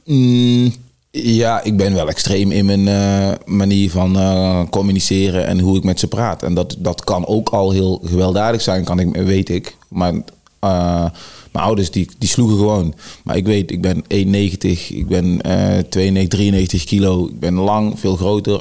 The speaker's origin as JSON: {"language": "Dutch", "town": "Tilburg", "region": "North Brabant", "country": "Netherlands", "tie": "born or raised there", "also_born_or_lived": "Suriname", "said": "Ik ben opgegroeid in Tilburg-Noord"}